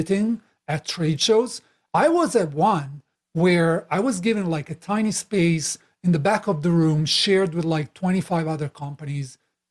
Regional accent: Italy; moved away; I'm Italian originally, as you can tell by my crazy accent. I've been traveling for a while, living in multiple countries

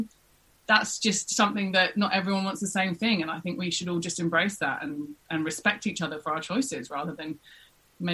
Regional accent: England, United Kingdom; moved away as an adult; now in Australia; I'm a Brit through and through

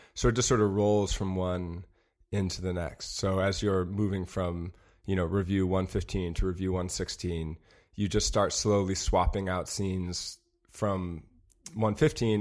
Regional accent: Madison, Wisconsin, United States; moved away; also born or lived in Chicago; I am from Madison, Wisconsin

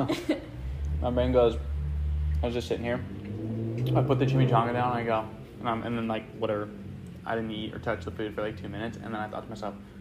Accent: San Francisco Bay Area, California, United States; moved away as an adult; also born or lived in San Luis Obispo / Chico / Santa Barbara / Austria; now in Los Angeles, United States; I am from the San Francisco Bay Area, born and raised

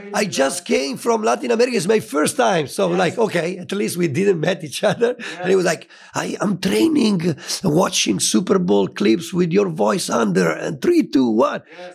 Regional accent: Italy; born or raised there

